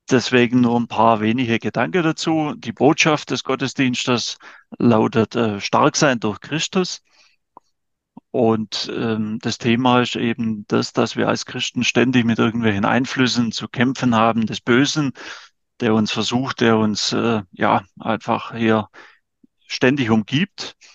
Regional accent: Wittershausen, Baden-Württemberg, Germany; die erste Hälfte meines Lebens habe ich in Wittershause in Mühlbach verbracht, also bin ein Kind des Bezirks

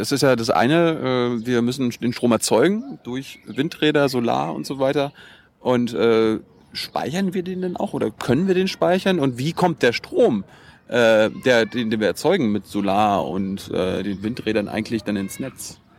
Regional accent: Mecklenburg-Vorpommern, Germany; ich komme aus Mecklenburg, da stehen allein 50 auf einem Feld.

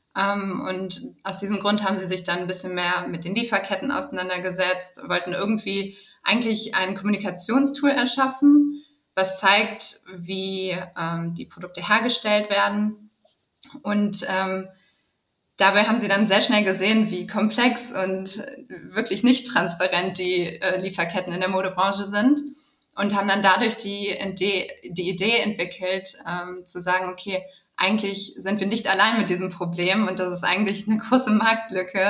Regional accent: Düsseldorf, North Rhine-Westphalia, Germany; moved away as an adult; also born or lived in Berlin / New York / London; bei Retraced mich in meiner Heimatstadt wiedergefunden

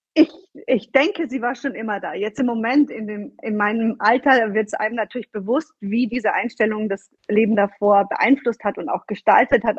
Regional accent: Bavaria, Germany; moved away as an adult; also born or lived in Florence, Italy; now in Italy; ich bin eine gebürtige Bayerin, komme aus dem Süden Deutschlands

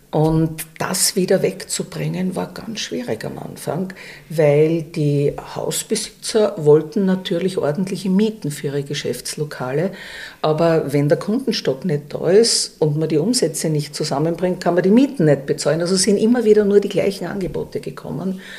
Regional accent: Vienna, Austria; Ja, ich bin eine Urwienerin, weil meine Eltern kommen aus der ehemaligen Tschechoslowakei.

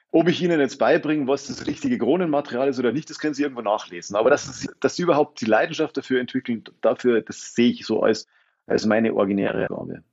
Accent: Freising, Bavaria, Germany; accent: Bavarian; moved away as an adult; also born or lived in Munich / Potsdam; now in Berlin, Germany; ich bin gebürtiger Freisinger, also eigentlich mehr oder weniger Großraum München

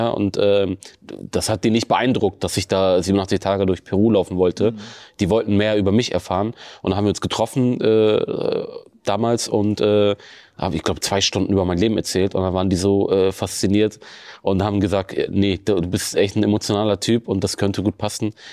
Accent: Bremen, Germany; Egal, wo ich auf der Welt bin, Bremen ist und bleibt immer meine Heimat.

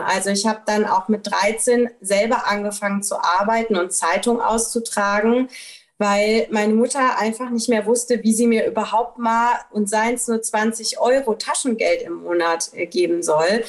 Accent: Rhineland-Palatinate, Germany; ich bin halt in Rheinland-Pfalz zur Schule gegangen

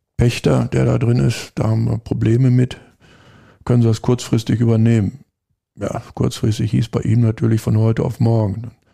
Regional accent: Lemgo, North Rhine-Westphalia, Germany; moved away as an adult; also born or lived in Switzerland / Black Forest; now in Bad Sassendorf, Germany; Wir kommen beide aus Lemgo, Lippe

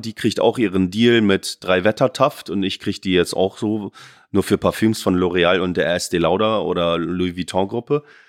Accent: Oldenburg, Lower Saxony, Germany; moved away; in Oldenburg zu bleiben und meine Heimat

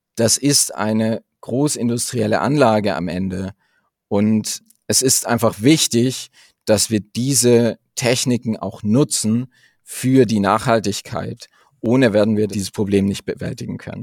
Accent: the region around Munich, Bavaria, Germany; ich komme tatsächlich aus der Region um München

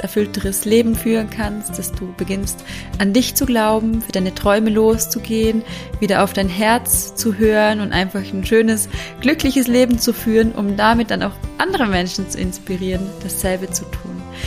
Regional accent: Vorarlberg, Austria; accent: Vorarlberger Dialekt; Also ich komme ja aus Vorarlberg

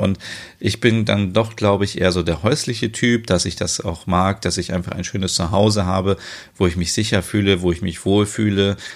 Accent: Germany; Bei uns in Deutschland

